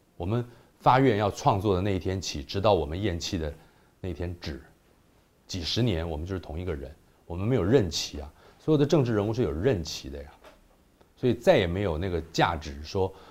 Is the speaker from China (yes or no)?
no; Taiwan; 就是说我们不是中国人了。政治上的这个东西，令我们感觉到一种，尤其是我父母都是从大陆来的，我这种类型的创作人